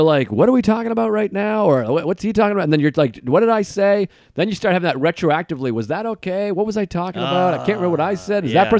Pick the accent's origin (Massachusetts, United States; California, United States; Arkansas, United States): Massachusetts, United States; Boston; We're both comics from Boston with mutual friends.